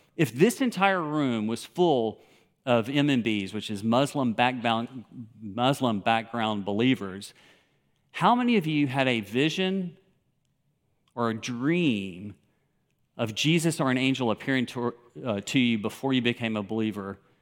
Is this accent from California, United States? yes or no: no; Memphis, Tennessee, United States; moved away as an adult; also born or lived in Moscow / Kyrgyzstan; growing up in Memphis, Tennessee, which I did.